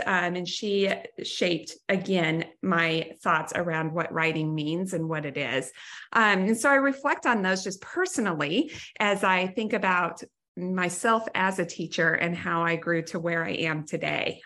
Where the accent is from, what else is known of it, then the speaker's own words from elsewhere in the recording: Wyoming, United States; I was from Wyoming